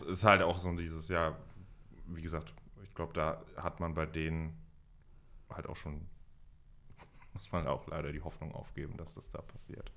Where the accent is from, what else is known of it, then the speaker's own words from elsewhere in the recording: Mainz, Rhineland-Palatinate, Germany; ich komme aus Mainz